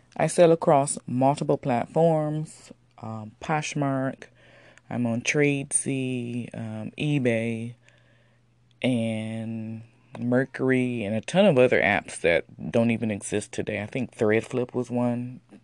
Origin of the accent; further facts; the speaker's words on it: Detroit, Michigan, United States; I'm from Detroit